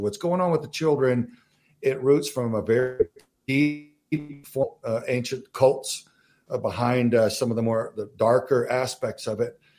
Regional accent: Southern Texas, United States; also born or lived in Southern Arizona; now in Arizona, United States; I'm from Southern Texas

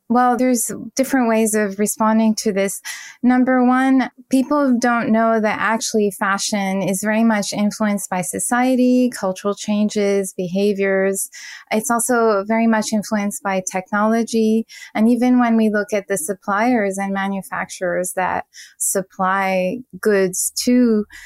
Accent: Paris, Île-de-France, France; English is a second language; now in United States; I was a fashion designer and design director for big brands in the US although I'm originally from Paris.

